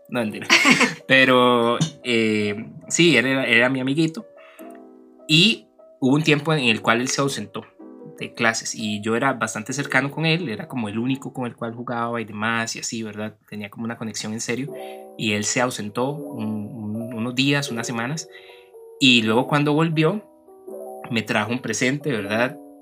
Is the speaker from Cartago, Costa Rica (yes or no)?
yes; Turrialba, Cartago, Costa Rica; yo que crecí en el centro de Turrialba